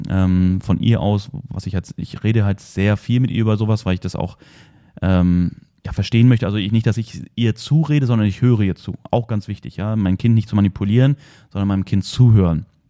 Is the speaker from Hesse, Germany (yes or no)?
no; near Wolfsburg, Lower Saxony, Germany; ich bin in der Nähe von Wolfsburg aufgewachsen